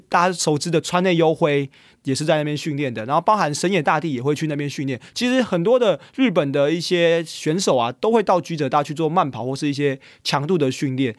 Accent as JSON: {"language": "Chinese", "country": "Taiwan", "said": "我是台湾人"}